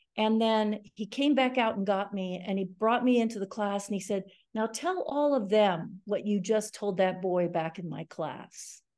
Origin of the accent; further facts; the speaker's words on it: Gainesville, Florida, United States; also born or lived in New York City; grew up really in Florida, in Gainesville, Florida